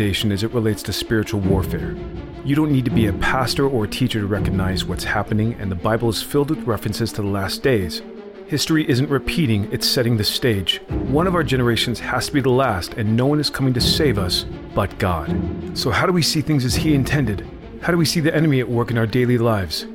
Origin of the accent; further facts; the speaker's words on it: United States; We, as American Christians